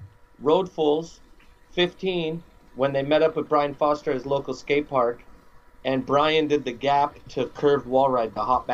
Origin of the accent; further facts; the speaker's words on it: Montana, United States; moved away; I'm from Montana, and that's as backwoods as it is.